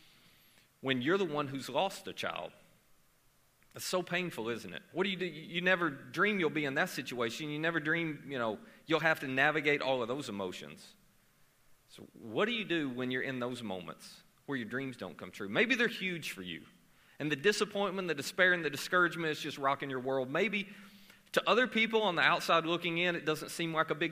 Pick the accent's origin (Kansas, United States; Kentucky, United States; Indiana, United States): Kentucky, United States; Murray; I am from Murray, Kentucky